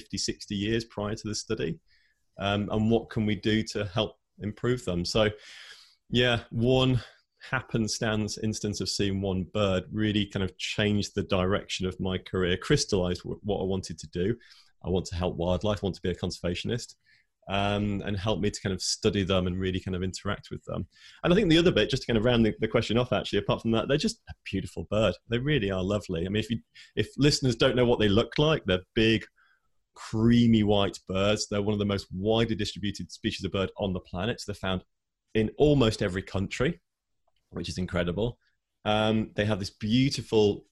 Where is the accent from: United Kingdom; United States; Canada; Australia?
United Kingdom; I grew up here in the UK. I'm British, as you can probably hear